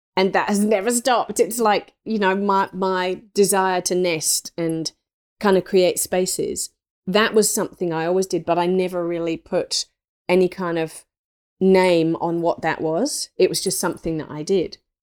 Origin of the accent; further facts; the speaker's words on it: England, United Kingdom; I grew up in England, um, in the country, in an old three hundred year old thatched cottage